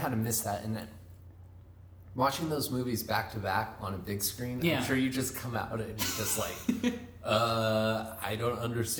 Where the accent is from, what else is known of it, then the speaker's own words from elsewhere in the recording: Gig Harbor, Washington, United States; also born or lived in Tacoma, Washington; now in Arizona, United States; I was born in Washington State, and for the most part, I grew up in Gig Harbor and spent a lot of time in Tacoma during high school, which is like south of Seattle.